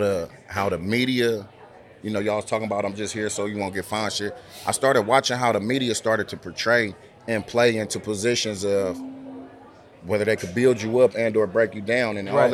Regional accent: Oakland, California, United States; I'm from Oakland, California.

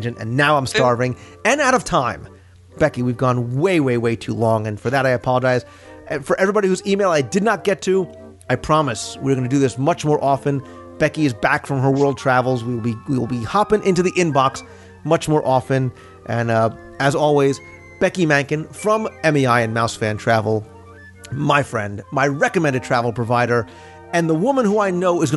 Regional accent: United States; as an American

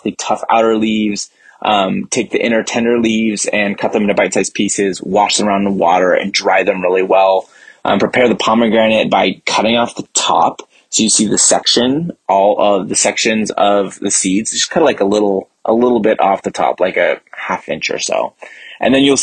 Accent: San Francisco Bay Area, California, United States; I am from the San Francisco Bay Area

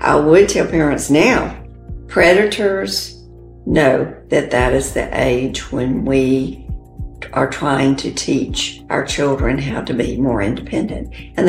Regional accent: the South, United States; We're from the South, so we had grits.

